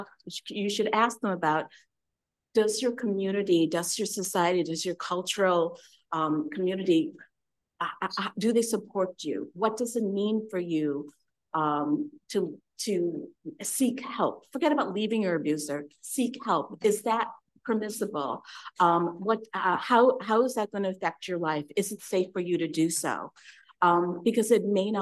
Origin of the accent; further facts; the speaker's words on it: Kerala, India; moved away; my grandparents are from Tamil Nadu, I'm from Kerala.